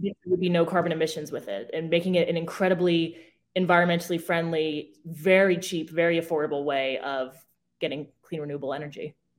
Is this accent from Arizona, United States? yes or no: yes; Arizona, United States; moved away; I grew up in Arizona